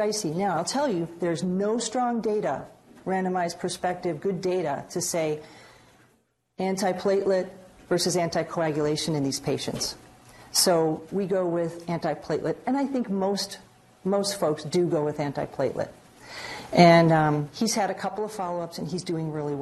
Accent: Chicago, Illinois, United States; moved away as an adult; now in New England, United States; I'm from Chicago

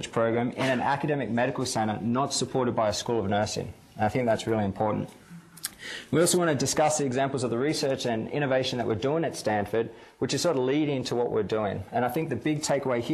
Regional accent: Australia; moved away as an adult; also born or lived in Canada; now in United States; being Australian

